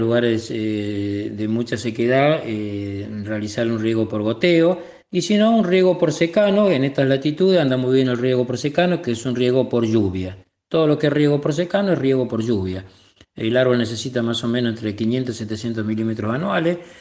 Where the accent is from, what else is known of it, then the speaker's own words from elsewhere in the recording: Etruria, Córdoba, Argentina; now in Mar del Plata, Argentina; Soy oriundo de la provincia de Córdoba, una localidad eh, llamada Etruria